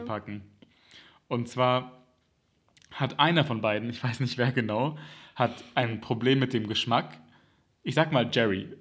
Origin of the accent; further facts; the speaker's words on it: Germany; als Kind in Deutschland